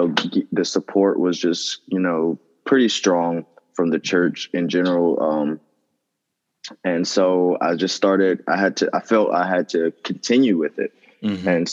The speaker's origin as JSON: {"language": "English", "town": "Rocky Mount", "region": "North Carolina", "country": "United States", "tie": "born or raised there", "said": "I'm from North Carolina"}